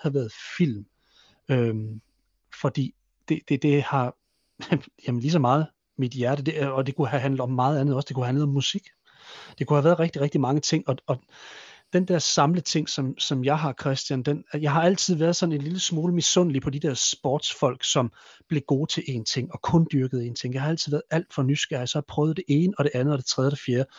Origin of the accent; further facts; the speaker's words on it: Hammel, Central Denmark Region, Denmark; moved away; min, i min gamle hjemby, ø, Hammel